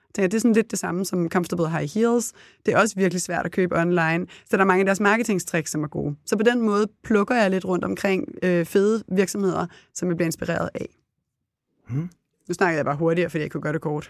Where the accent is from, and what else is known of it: Copenhagen, Capital Region of Denmark, Denmark; moved away; also born or lived in Herning / Italy